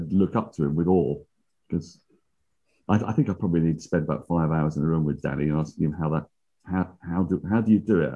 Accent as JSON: {"language": "English", "region": "England", "country": "United Kingdom", "said": "I am English"}